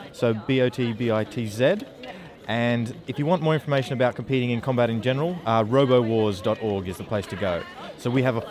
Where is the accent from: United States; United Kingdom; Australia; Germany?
Australia; Brisbane, Queensland; So I'm from Brisbane myself